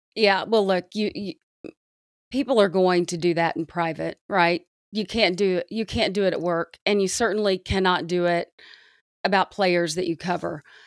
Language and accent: English; the South, United States; I grew up in the South